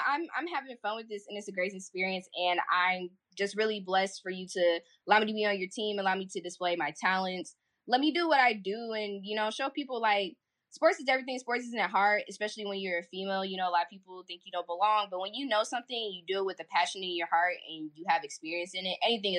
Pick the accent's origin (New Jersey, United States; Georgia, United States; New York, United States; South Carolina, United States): Georgia, United States; Rockdale County; also born or lived in North Carolina; I am from Rockdale County, Georgia.